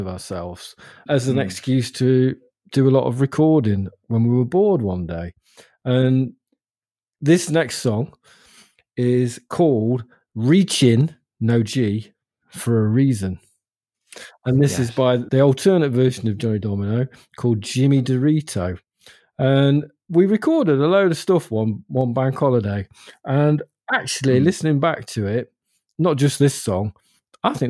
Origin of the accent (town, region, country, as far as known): Ilkeston, East Midlands, United Kingdom; born or raised there